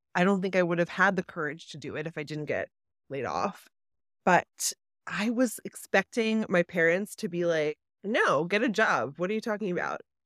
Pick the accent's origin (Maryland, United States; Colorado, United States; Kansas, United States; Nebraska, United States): Maryland, United States; Baltimore; also born or lived in New York City; now in New Jersey, United States; I grew up in Baltimore